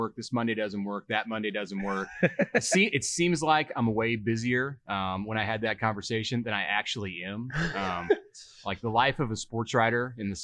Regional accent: Omaha, Nebraska, United States; also born or lived in Lincoln; I grew up in Omaha.

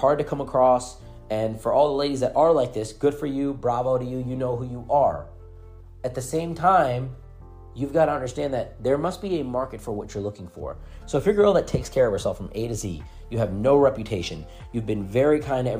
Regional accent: India; English is a second language; moved away; also born or lived in United States; I'm a guy that's from a foreign country. English is not my first language.

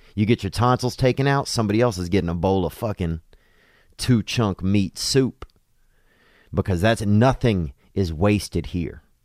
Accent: United States; now in China; as Americans

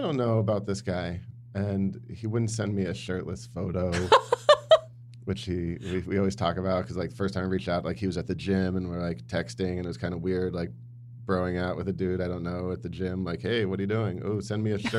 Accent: New York, United States; I'm from New York.

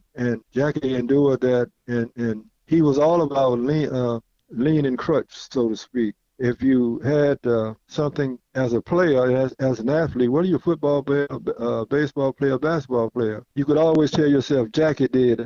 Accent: Mobile, Alabama, United States; coming home here to Africa Town

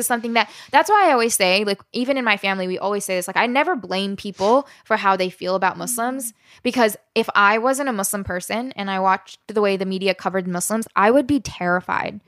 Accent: Southern Maryland, United States; also born or lived in West Virginia / Alabama; grew up in Southern Maryland

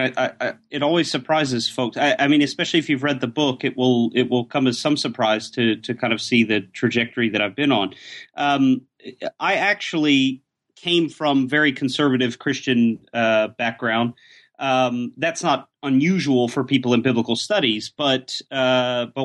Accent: Atlanta, Georgia, United States; moved away as an adult; also born or lived in Oxford, United Kingdom; now in Göttingen, Germany; Georgia is my hometown, by the way, Atlanta, Atlanta, Georgia

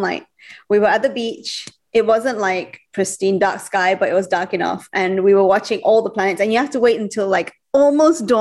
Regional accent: Sabah, Malaysia; I'm actually from Sabah

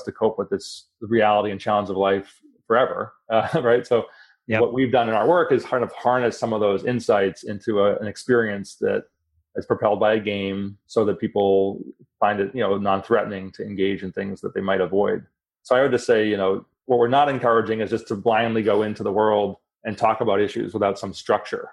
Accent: Boston, Massachusetts, United States; moved away; I'm originally from Boston

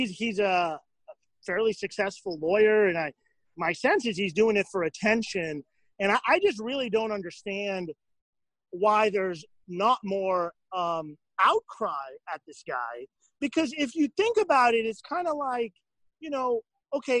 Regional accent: Miami, Florida, United States; I grew up in Miami

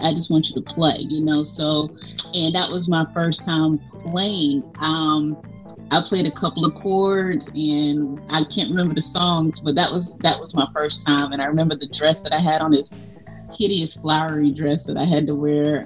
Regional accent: Jersey City, New Jersey, United States; I'm from Jersey City, New Jersey

